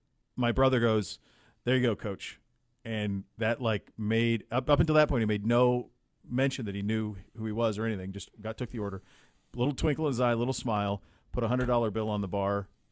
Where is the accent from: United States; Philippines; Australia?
United States; Brady, Montana; I got a text from my brother, Dusty's Bar in near where I grew up in Brady, Montana. And this isn't a one stoplight town. This is a one stop sign town and a one bar town.